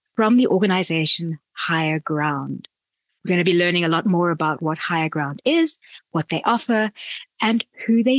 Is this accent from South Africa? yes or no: yes; Durban, KwaZulu-Natal, South Africa; moved away; I grew up in Durban.